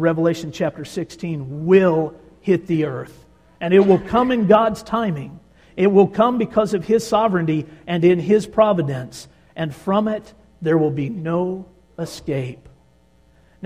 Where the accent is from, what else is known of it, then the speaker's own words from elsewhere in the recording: Tornado Alley, United States; We grew up in Tornado Alley